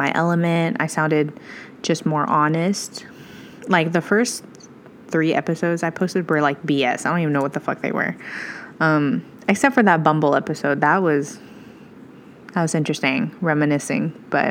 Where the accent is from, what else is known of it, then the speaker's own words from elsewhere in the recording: Midwest, United States; I'm from the Midwest